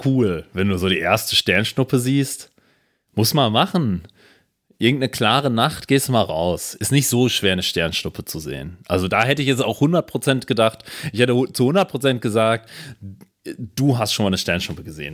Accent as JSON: {"language": "German", "area": "Ruhr area", "region": "North Rhine-Westphalia", "country": "Germany", "tie": "born or raised there", "said": "ich bin im Ruhrgebiet aufgewachsen"}